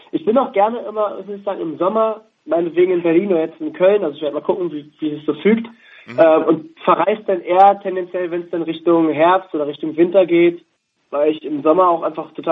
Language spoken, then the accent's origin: German; Switzerland; Theater- und Filmschauspieler, geboren in Rienach bei Basel.